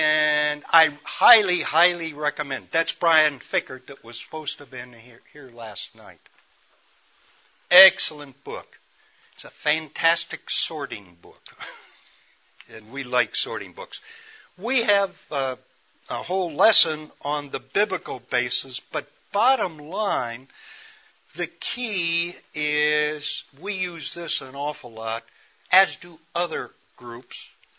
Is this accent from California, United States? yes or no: no; Chicago, Illinois, United States; I, as a city boy, I grew up in Chicago on the west side.